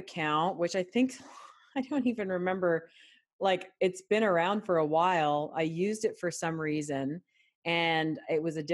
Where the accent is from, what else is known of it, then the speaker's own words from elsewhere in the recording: Canada; now in United States; I'm Canadian born